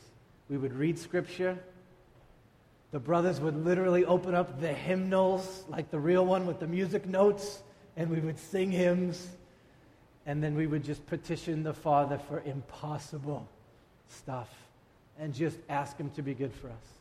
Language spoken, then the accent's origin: English; Boston, Massachusetts, United States; I'm a Bostonian kid